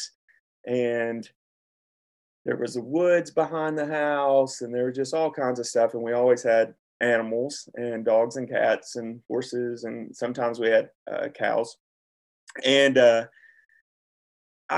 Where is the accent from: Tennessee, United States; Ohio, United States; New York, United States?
Tennessee, United States; Centertown; I mean, I know I'm from McMinnville, but really I'm from an unincorporated town called Centertown.